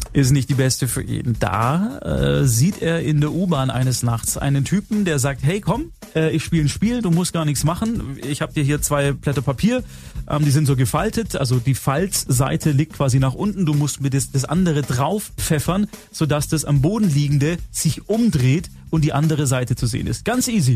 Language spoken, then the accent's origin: German; Swabia, Baden-Württemberg, Germany; Bei uns in Schwaben